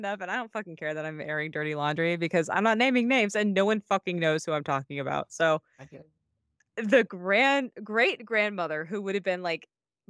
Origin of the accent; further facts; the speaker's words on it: Midwest, United States; It's something I ignored earlier on because just growing up in the Midwest, I was one of, I'm like white passing